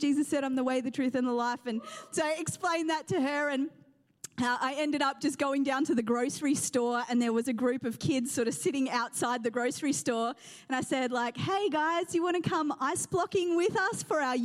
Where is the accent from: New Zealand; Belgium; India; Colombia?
New Zealand; also born or lived in England; now in Australia; I was raised in New Zealand